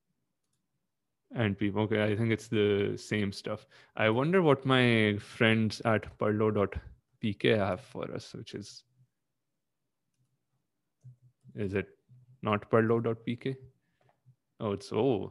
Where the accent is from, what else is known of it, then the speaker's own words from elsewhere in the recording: Pakistan; I am Pakistani.